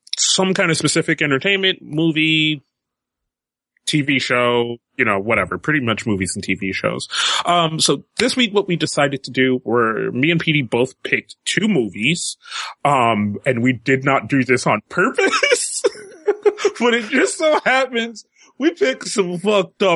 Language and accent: English; United States; as an American